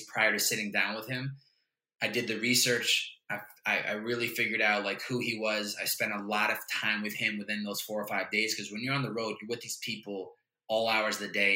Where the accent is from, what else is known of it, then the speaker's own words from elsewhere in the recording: Chicopee, Massachusetts, United States; the house that I grew up in Chicopee, Mass